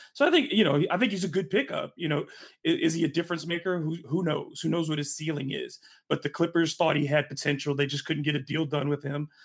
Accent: Michigan, United States; moved away; also born or lived in North Carolina; I was born in Michigan

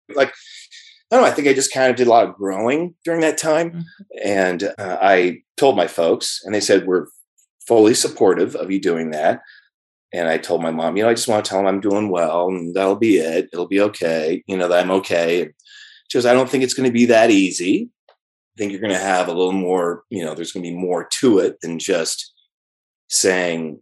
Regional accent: Moraga, California, United States; also born or lived in San Francisco; about 6 weeks of age, I was home with my parents in Moraga, California, East Bay. And from there, I, you know, had a wonderful, loving family.

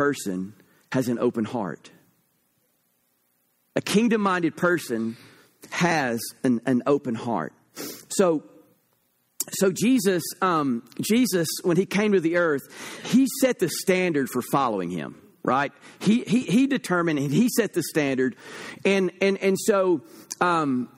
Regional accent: United States; I am an American

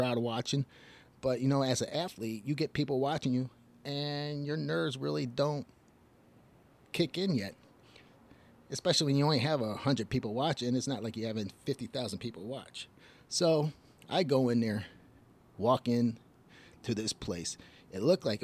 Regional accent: Detroit, Michigan, United States; also born or lived in Illinois; I'm from Detroit, Michigan

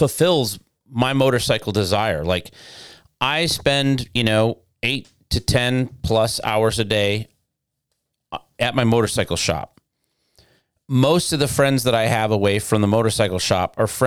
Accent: Detroit, Michigan, United States; now in Florida, United States; growing up in Detroit

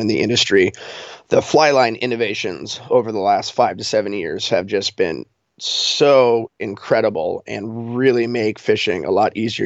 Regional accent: Colorado, United States; moved away as an adult; now in Alaska, United States; I'm from Colorado

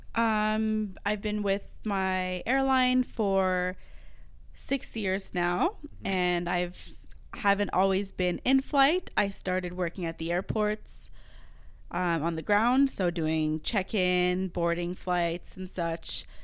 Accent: Montreal, Quebec, Canada; first language French; English is a second language; moved away as an adult; now in Western Canada; I'm from Montreal

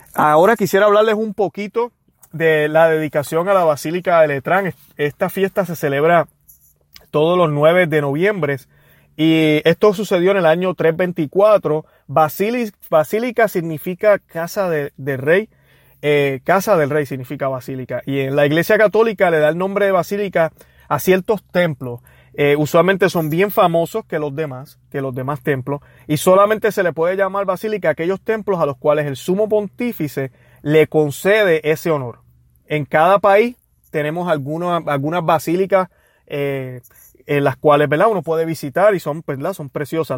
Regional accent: Puerto Rico; now in United States; yo que soy de Puerto Rico

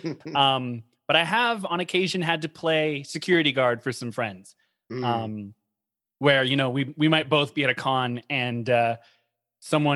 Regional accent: Los Angeles, California, United States; I was born and raised in Los Angeles, California

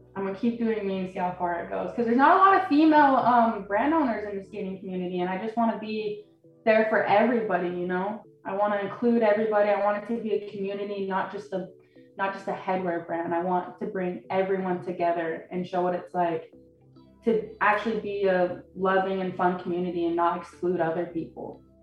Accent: Draper, Utah, United States; moved away; I'm from Salt Lake City, Utah, but I've always drawn up uh, grown up in Draper

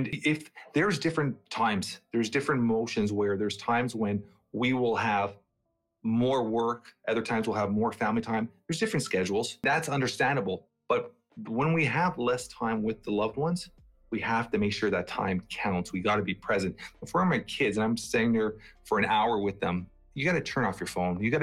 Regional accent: Toronto, Ontario, Canada; also born or lived in Portugal; I'm from that age where I grew up in Toronto, Canada.

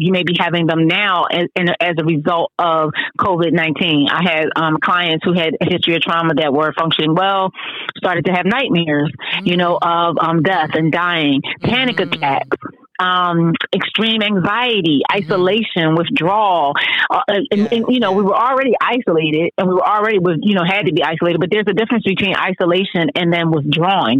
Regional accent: Philadelphia, Pennsylvania, United States; Philadelphia, my hometown

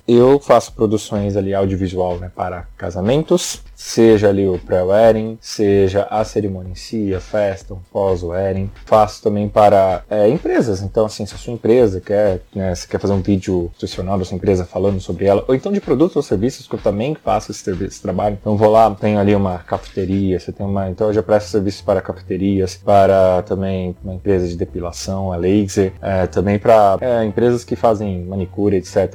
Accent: São Paulo, Brazil; also born or lived in Jacareí; Sou da cidade de São Paulo, eu nasci em São Paulo, morei em Jacareí alguns anos também

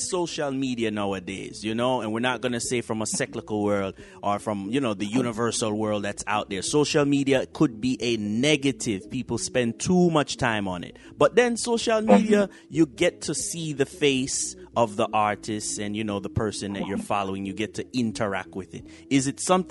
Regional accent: Jamaica; Jamaican culture

